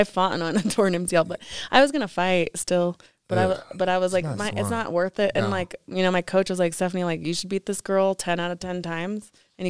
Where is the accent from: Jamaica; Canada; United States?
United States; Colorado; I'm from Colorado.